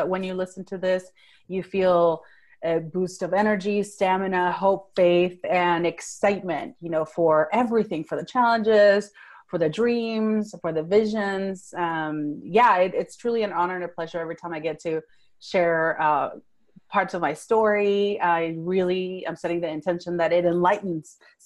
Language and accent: English; Venezuela; first language Spanish; English is a second language; moved away as an adult; now in Fort Worth, United States; So I was born and raised in Venezuela. That's South America. I grew up speaking Spanish, and then later on I spoke Italian up until age 15. So English is my third language.